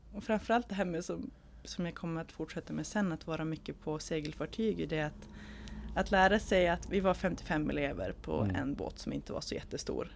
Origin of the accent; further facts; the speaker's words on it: Umeå, Västerbotten County, Sweden; jag kommer från Umeå.